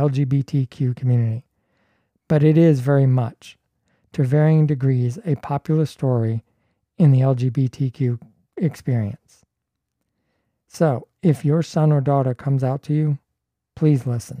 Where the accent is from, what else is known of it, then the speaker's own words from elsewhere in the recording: Toronto, Ontario, Canada; I'm from Toronto